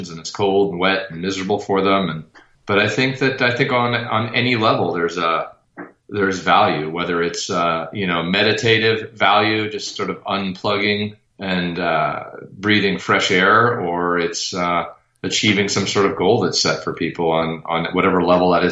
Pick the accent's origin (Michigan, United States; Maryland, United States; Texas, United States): Maryland, United States; I grew up in an affluent part of Maryland